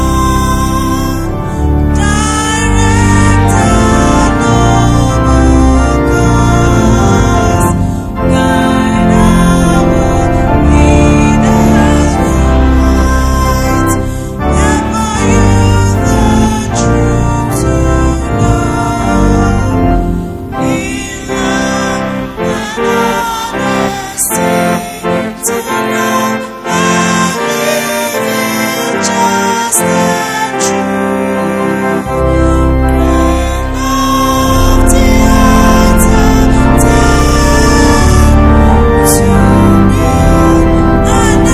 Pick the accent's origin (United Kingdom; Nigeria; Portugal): Nigeria; I am not a Nigerian by accident